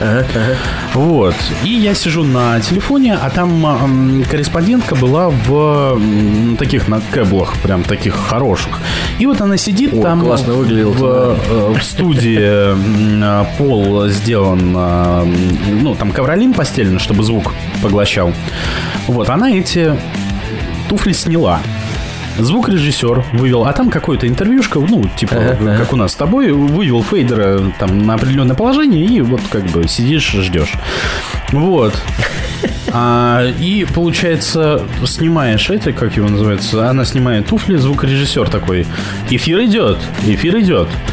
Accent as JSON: {"language": "Russian", "region": "Kamchatka Krai", "country": "Russia", "moved": "as an adult", "said": "Я, э, уехал в четырнадцатом году с Камчатки."}